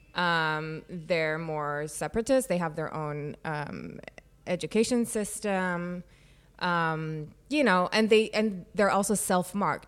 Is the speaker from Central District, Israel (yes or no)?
yes; Yavne, Central District, Israel; moved away; I was born and raised in Israel